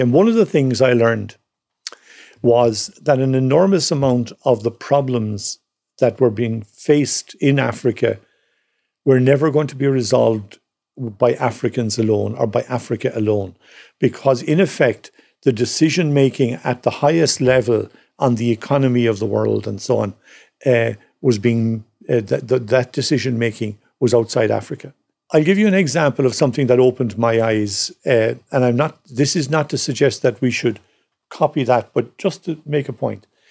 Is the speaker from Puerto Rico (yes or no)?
no; Cork, Munster, Ireland; growing up in Cork